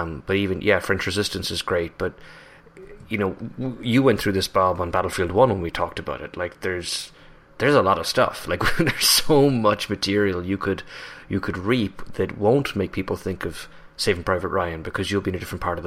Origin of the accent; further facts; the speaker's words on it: Ireland; now in United States; an Irish national working in the US